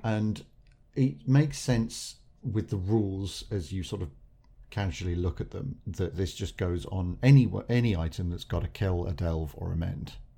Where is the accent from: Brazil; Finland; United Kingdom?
United Kingdom; England; We're English.